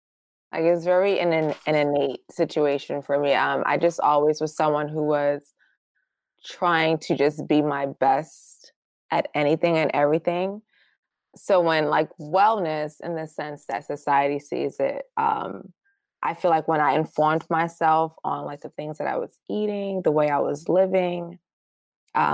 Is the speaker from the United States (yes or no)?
yes; New York City, New York, United States; also born or lived in Baltimore, Maryland; I was actually the only one born in Baltimore, but I spent most of my life and childhood in Brooklyn. I basically moved there when I was a baby